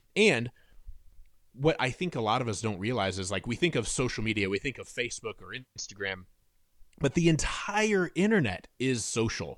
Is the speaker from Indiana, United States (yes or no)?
yes; Fort Wayne, Indiana, United States; moved away as an adult; now in Nashville, United States; I'm originally from Fort Wayne, Indiana, which is in the northeast corner of Indiana.